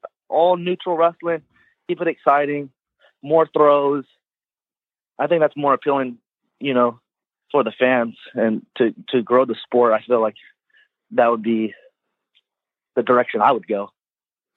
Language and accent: English; Clovis, California, United States; I'm from Clovis